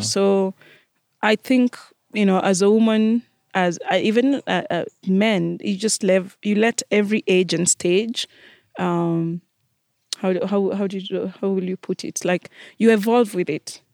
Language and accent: English; Kenya; moved away as an adult